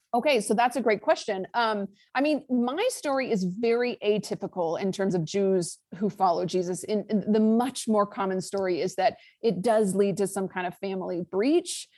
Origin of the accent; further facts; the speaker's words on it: Lake Tahoe, California, United States; I am from Lake Tahoe, California, Northern California